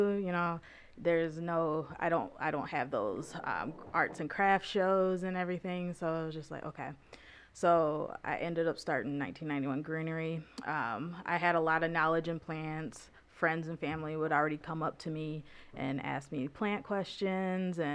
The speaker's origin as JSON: {"language": "English", "town": "Grand Blanc", "region": "Michigan", "country": "United States", "tie": "born or raised there", "moved": "as an adult", "lives_now": "Lansing, United States", "said": "I was born in Grand Blanc, Michigan, so not too far from Flint"}